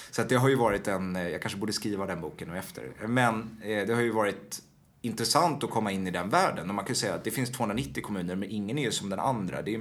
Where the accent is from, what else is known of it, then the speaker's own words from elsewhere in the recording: Washington, District of Columbia, United States; born there; jag är född i Washington och eh, genom att de jobbade där.